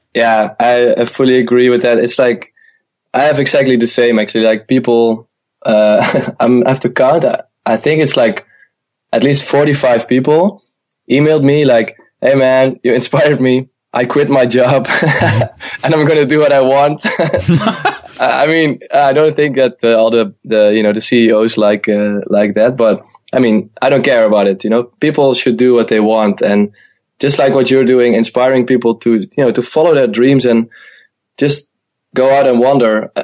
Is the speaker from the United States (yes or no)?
no; Eindhoven, North Brabant, Netherlands; moved away; also born or lived in Amsterdam; I'm originally born in the south of the Netherlands, in uh, in Eindhoven